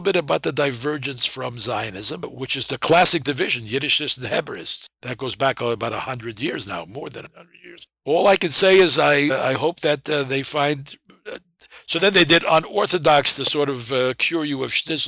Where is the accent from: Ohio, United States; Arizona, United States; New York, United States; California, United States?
New York, United States; New York City; When I grew up in the Bronx and Brooklyn